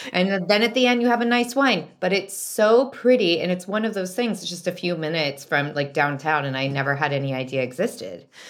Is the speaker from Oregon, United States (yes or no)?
yes; Salem, Oregon, United States; growing up in Salem, Oregon